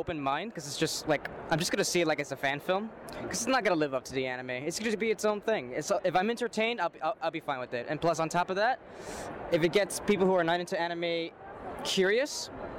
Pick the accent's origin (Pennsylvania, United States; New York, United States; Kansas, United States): New York, United States; New York City; I'm from New York City, born and raised